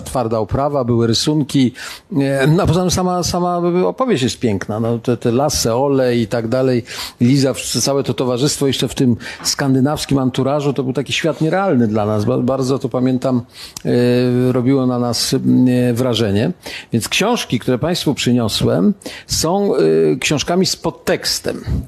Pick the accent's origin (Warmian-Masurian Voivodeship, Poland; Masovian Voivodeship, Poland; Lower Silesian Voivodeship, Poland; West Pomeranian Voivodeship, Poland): West Pomeranian Voivodeship, Poland; Białogard; now in Warsaw, Poland; do mojego rodzinnego miasta. Gdybyście kiedyś odwiedzili Białogard